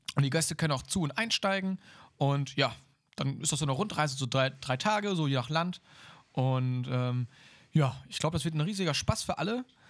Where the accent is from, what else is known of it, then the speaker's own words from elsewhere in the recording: Germany; als Deutsche